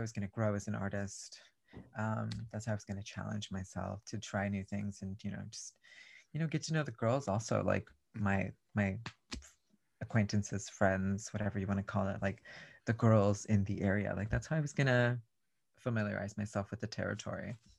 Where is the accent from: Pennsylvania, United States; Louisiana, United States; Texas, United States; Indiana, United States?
Texas, United States; Raymondville; I grew up in a very, very small rural part of, um, South Texas called Raymonville